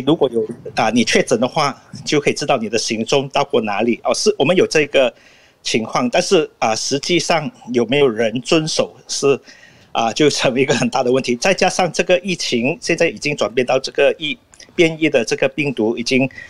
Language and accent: Chinese; Malaysia; 因为马来西亚的情况是这样，我们有不同的种族，比如我是华裔